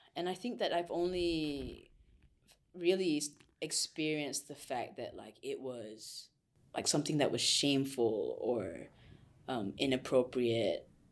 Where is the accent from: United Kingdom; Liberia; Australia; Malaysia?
Malaysia; moved away as an adult; now in United States; I am Malaysian, I came to U S to study